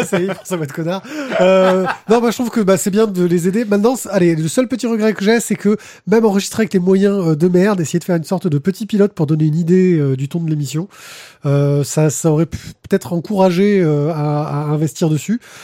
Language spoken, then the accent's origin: French; Marseille, Provence-Alpes-Côte d'Azur, France; On est de Marseille